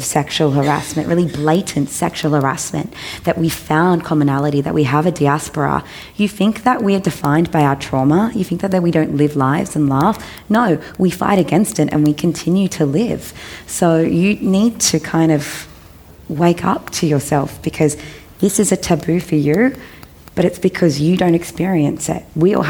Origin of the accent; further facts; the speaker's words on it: Australia; It's what I love about being Australian, to be honest